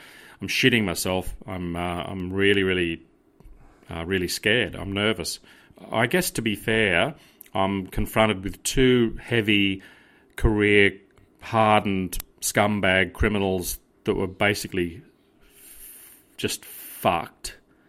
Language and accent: English; Australia; accent: Australian; Yeah, the Australian-ness, yeah.